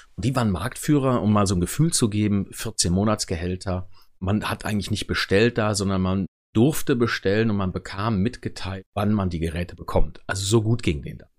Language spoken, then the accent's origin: German; Wermelskirchen, North Rhine-Westphalia, Germany; Ich komme tatsächlich gebürtig aus dem Norden von Köln, im Bergischen Land. Da ist Wermelskirchen versteckt an der A1